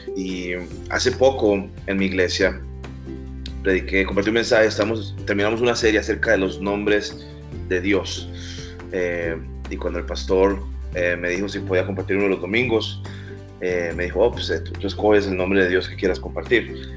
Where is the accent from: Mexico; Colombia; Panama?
Colombia; now in Miami, United States; Soy colombiano, radico aquí en Miami